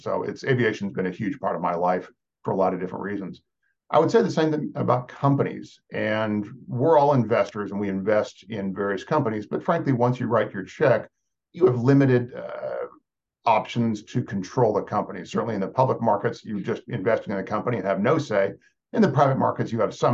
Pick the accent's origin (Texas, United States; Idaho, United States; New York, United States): Texas, United States; moved away as an adult; I'm from Texas, but I'm not a Texan